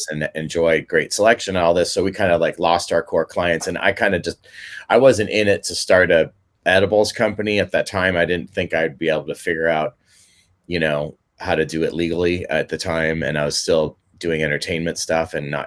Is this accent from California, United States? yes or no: yes; Mill Valley, California, United States; playing Little League baseball growing up in Mill Valley